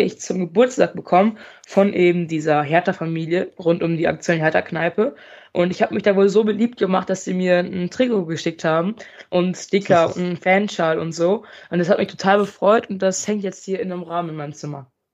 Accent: Münster, North Rhine-Westphalia, Germany; also born or lived in Mönchengladbach; Ich bin ja eigentlich in Mönchengladbach geboren und äh, bin dann mit fünf nach Münster gezogen. Hier wohne ich auch immer noch

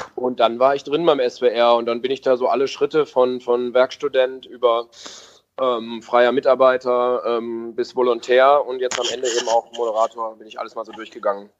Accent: Bielefeld, North Rhine-Westphalia, Germany; moved away as an adult; now in Stuttgart, Germany; gebürtiger Bielefelder

